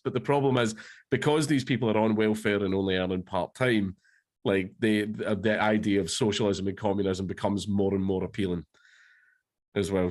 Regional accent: Coatbridge, Scotland, United Kingdom; I grew up in Cote Bridge

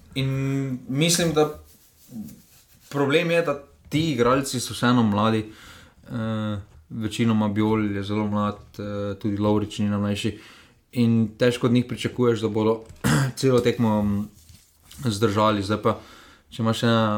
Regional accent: Slovenia; Slovenci smo

